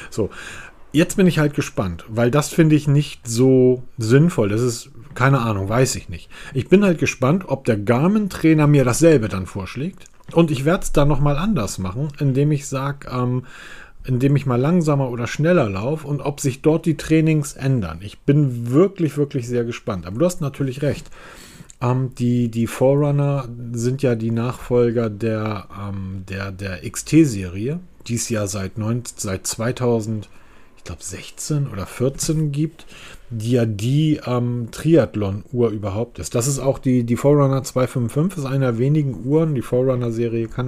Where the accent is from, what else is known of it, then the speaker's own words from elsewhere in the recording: Hamburg, Germany; Ich bin Hamburger. Ich bin Großstadtbewohner. Ich komme aus der Metropole.